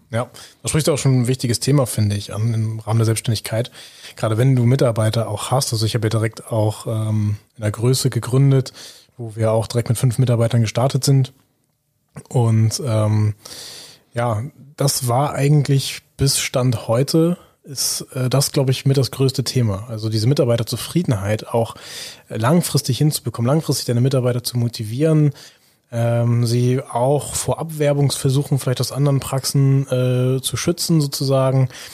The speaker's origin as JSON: {"language": "German", "town": "Büsum", "region": "Schleswig-Holstein", "country": "Germany", "tie": "born or raised there", "said": "in meiner Heimatstadt in Büsum"}